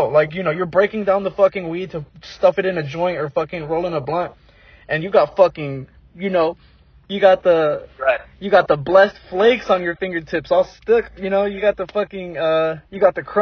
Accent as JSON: {"language": "English", "region": "Oregon", "country": "United States", "tie": "born or raised there", "said": "up in Oregon, bro."}